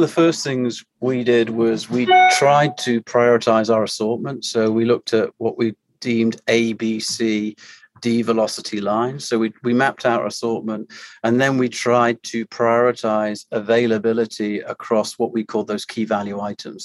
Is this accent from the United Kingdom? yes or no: yes; United Kingdom; moved away as an adult; also born or lived in Maine / Europe; now in Orlando, United States; I am a, Brit residing uh, in the US and been here uh, over six years now